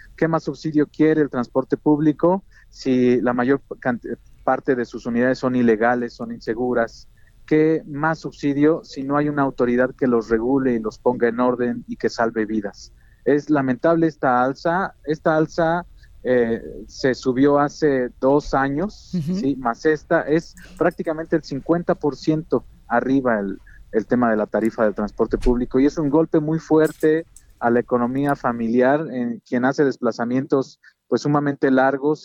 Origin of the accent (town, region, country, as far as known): State of Mexico, Mexico